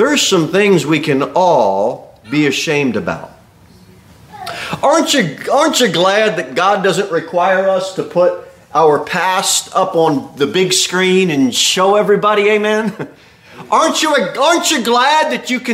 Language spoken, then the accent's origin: English; United States